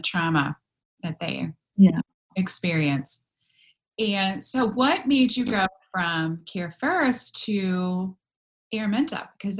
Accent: Michigan, United States; I'm from Michigan

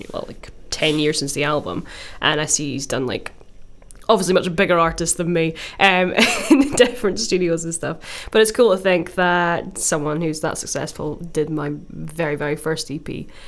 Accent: Glasgow, Scotland, United Kingdom; I'm from Glasgow and I'm doing an E P for my school trip to Malawi.

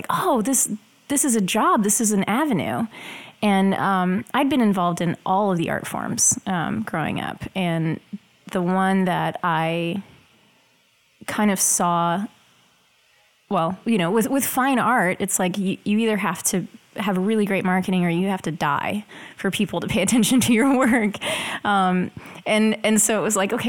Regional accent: Oklahoma, United States; moved away as an adult; now in Dallas, United States; I'm originally from Oklahoma, so I was going

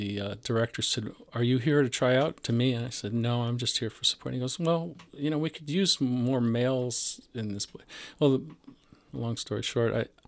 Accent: Northbrook, Illinois, United States; I grew up in Northbrook, which is a suburb of Chicago.

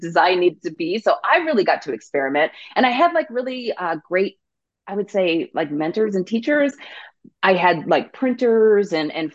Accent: south of Seattle, Washington, United States; So I grew up in Washington State, a little bit south of Seattle.

